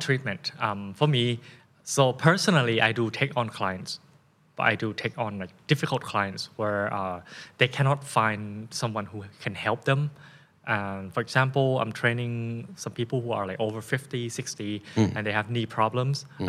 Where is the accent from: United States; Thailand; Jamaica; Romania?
Thailand; accent: Thai; first language Thai; English is a second language; my first language is of course Thai, right, and then English